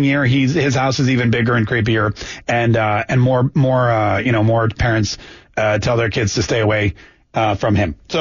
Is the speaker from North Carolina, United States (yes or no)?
yes; North Carolina, United States; now in Florida, United States; I grew up in North Carolina